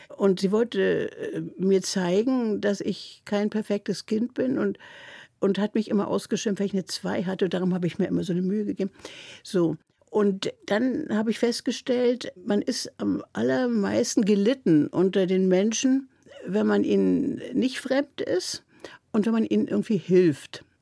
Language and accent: German; Berlin, Germany; first language German; now in Mecklenburg, Germany; du darfst kein J für ein G als Berlinerin machen